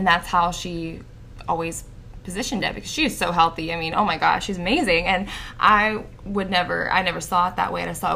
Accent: Tennessee, United States; I'm from Tennessee

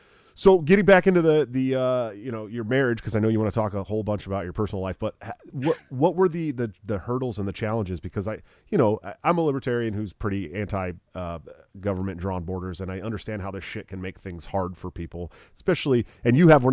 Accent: California, United States; moved away as an adult; also born or lived in Oregon / Southern Washington; now in Iowa, United States; I'm from California and you know, I lived in Oregon and Southern Washington when they legalized weed in Washington.

